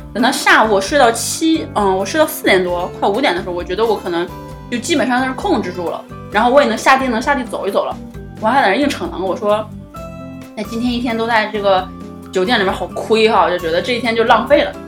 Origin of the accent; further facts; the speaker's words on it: China; 我们中国人